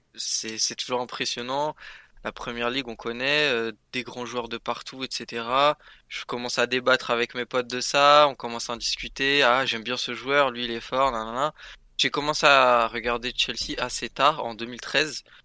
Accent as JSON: {"language": "French", "town": "Paris", "region": "Île-de-France", "country": "France", "said": "je suis parisien en soi"}